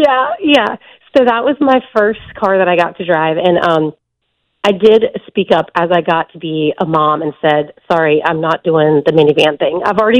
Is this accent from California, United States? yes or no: no; Memphis, Tennessee, United States; I'm from Memphis.